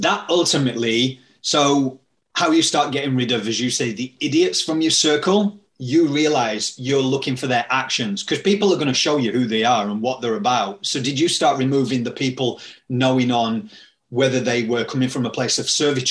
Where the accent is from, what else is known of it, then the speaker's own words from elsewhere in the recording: Yorkshire and the Humber, United Kingdom; where I'm from Yorkshire